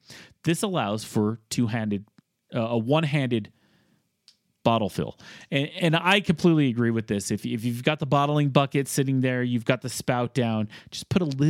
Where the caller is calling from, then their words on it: Denver, Colorado, United States; I am from Denver Metro, and I have to hear, I love hearing about the local breweries and guests